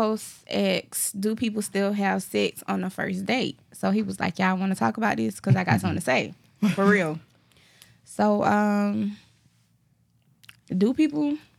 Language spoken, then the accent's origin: English; Darlington, South Carolina, United States; I'm from Darlington.